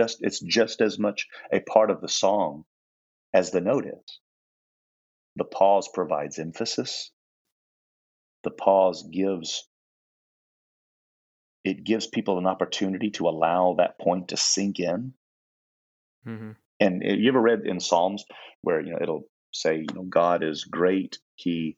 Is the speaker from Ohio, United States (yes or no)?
no; Indiana, United States; moved away as an adult; I was from Indiana